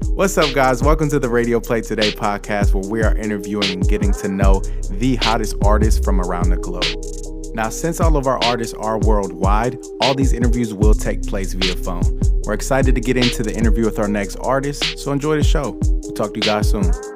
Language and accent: English; Ohio, United States; now in Los Angeles, United States; I grew up in Ohio